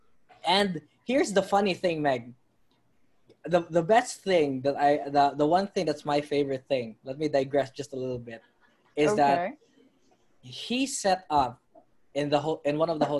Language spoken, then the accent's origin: English; Philippines; I'm from the Philippines.